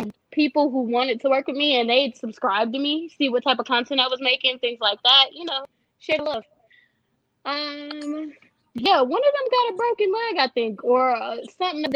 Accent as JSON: {"language": "English", "town": "Dayton", "region": "Ohio", "country": "United States", "moved": "yes", "lives_now": "Las Vegas, United States", "said": "I'm from Dayton."}